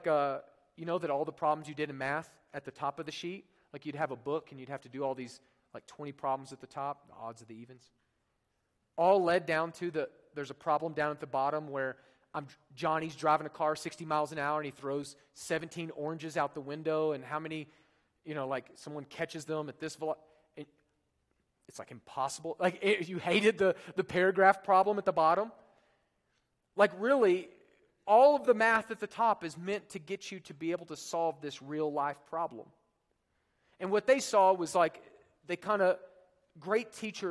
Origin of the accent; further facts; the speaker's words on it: Oklahoma, United States; moved away; Oklahoma, where I'm from